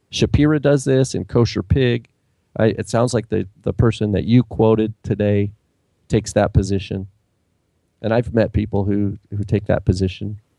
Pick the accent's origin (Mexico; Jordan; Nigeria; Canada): Canada; Trust me, I'm a Canadian here.